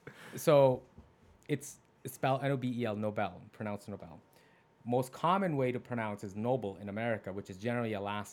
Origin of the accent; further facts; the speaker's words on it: Sahiwal, Punjab, Pakistan; now in United States; I'm Americanized. I've been fully integrated into this culture. I was born in Pakistan in a small city called Saival, which was renamed from Montgomery after the British left.